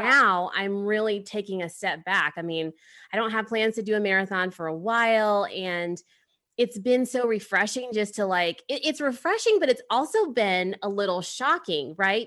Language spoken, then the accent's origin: English; Midwest, United States; now in California, United States; I'm from the Midwest